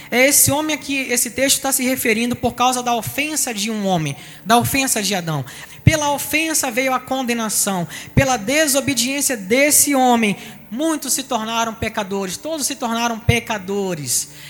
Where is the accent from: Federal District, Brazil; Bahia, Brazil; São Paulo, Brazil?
Bahia, Brazil; Salvador; now in Rio de Janeiro, Brazil; eu sou de Salvador, então eu sou solteropolitano e nós viemos para o Rio de Janeiro. A história da gente mudou completamente e tivemos filhos aqui no Rio de Janeiro.